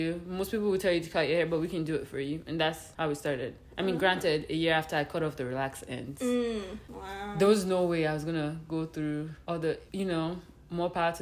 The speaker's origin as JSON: {"language": "English", "country": "Nigeria", "moved": "yes", "lives_now": "Winnipeg, Canada", "said": "we're both Nigerian"}